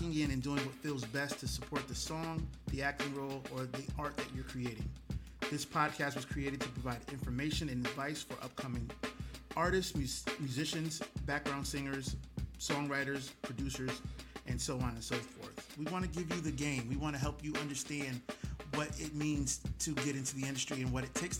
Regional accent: Connecticut, United States; also born or lived in New Haven, Connecticut; now in Atlanta, United States; We're from Connecticut. We both are in Atlanta now, but we're originally from Connecticut

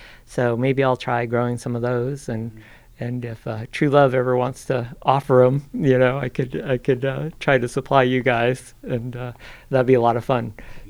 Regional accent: New England, Massachusetts, United States; my Taiwanese heritage and growing plants from Taiwan. I've been pretty much a New England kid, but my dad was in the military during the Vietnam era, and my mom worked on base, and my sister was born in Taiwan, and I was born in Massachusetts.

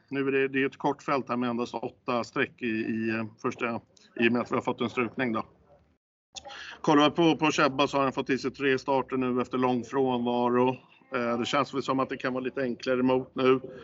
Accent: Stockholm, Stockholm County, Sweden; säger jag som stockholmare

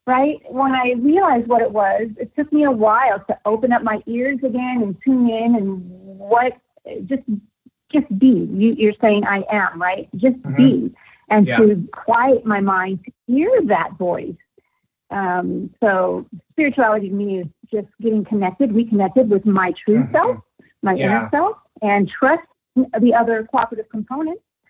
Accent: the Bay Area, California, United States; I grew up in the Bay Area

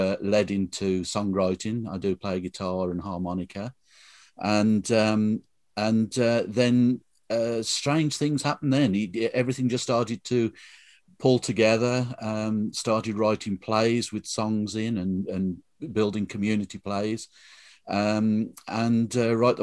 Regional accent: Tipton, West Midlands, United Kingdom; accent: Black Country; I was brought up in Tipton, so we've got much more flatter sounds

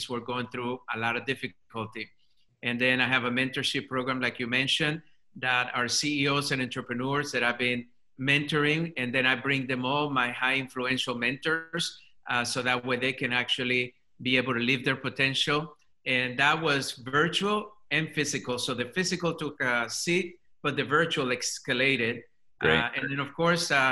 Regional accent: Colombia; English is a second language; now in United States; English is my second language. I'm an immigrant to this country. Come from Colombia, South America.

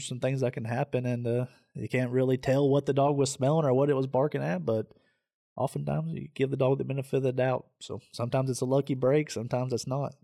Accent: Southeast Tennessee, United States; I'm from Southeast Tennessee

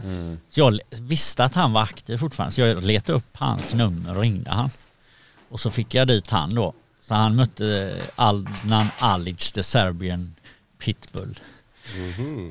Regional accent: Gothenburg, Västra Götaland, Sweden; jag är uppvuxen i Backa i, i Göteborg

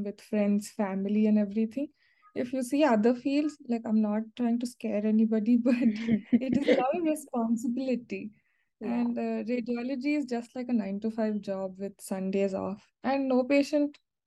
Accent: Maharashtra, India; I'm from Maharashtra, so I had to give Maharashtra CET

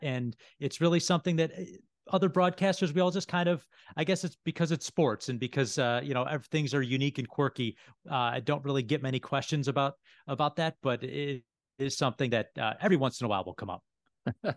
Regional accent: Buffalo, New York, United States; also born or lived in Syracuse; I'm born and raised in Buffalo

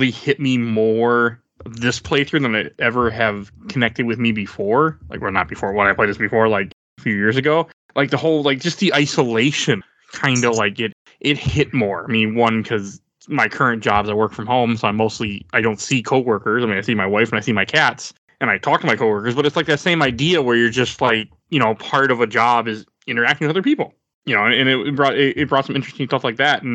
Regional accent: Milwaukee, Wisconsin, United States; I grew up in Milwaukee, Wisconsin, and I was born in 87.

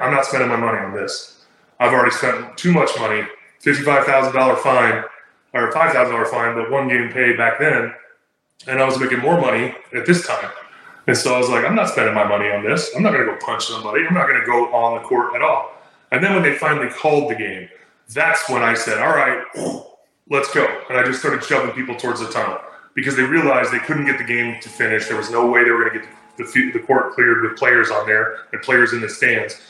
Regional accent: Del Mar, California, United States; moved away; also born or lived in Utah; I grew up in Del Mar, California

